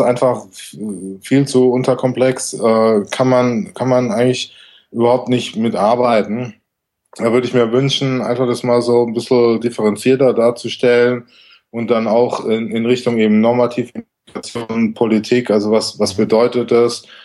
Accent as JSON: {"language": "German", "region": "Southern Germany", "country": "Germany", "tie": "born or raised there", "moved": "yes", "said": "aus meiner Heimat in Süddeutschland"}